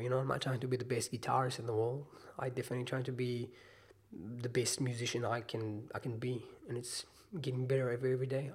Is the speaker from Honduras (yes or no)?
no; Israel; moved away as an adult; now in New Zealand; I'm from Israel